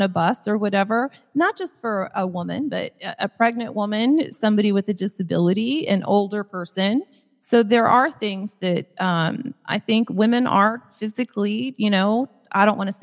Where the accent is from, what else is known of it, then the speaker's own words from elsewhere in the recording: Midwest, United States; I'm just from the Midwest